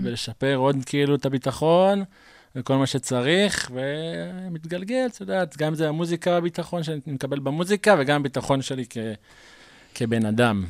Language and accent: Hebrew; Mishmar HaSharon, Central District, Israel; אני נולדתי בקיבוץ משמר השרון, שזה בעמק חפר